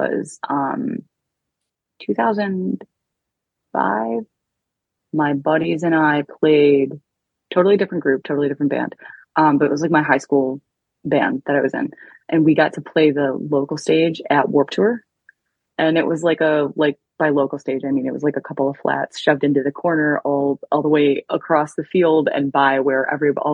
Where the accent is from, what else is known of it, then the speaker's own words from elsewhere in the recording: Detroit, Michigan, United States; I'm from Detroit.